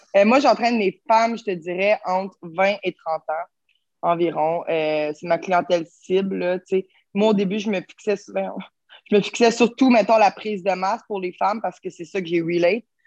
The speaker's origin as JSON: {"language": "French", "town": "Terrebonne", "region": "Quebec", "country": "Canada", "said": "je viens de Terrebonne."}